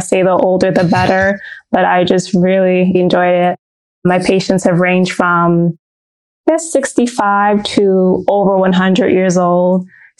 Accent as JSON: {"language": "English", "town": "Brooklyn", "region": "New York", "country": "United States", "tie": "born there", "said": "I was born in Brooklyn, New York, and I was the only child for a few years."}